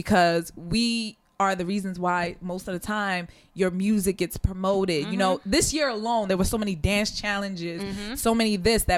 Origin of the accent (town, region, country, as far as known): Sierra Leone